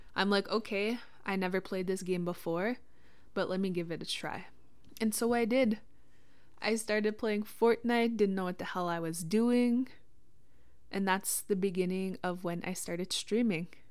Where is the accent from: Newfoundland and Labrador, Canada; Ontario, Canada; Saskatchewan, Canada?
Saskatchewan, Canada; Witchekan Lake First Nation, Treaty Six territory; I'm from Wichita Lake First Nation, Treaty Six territory